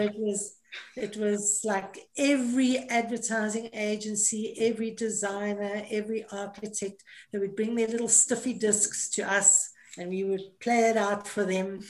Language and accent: English; Johannesburg, Gauteng, South Africa; moved away as an adult; also born or lived in Cape Town / Oman; Born and bred in Johannesburg, or in the West End of Johannesburg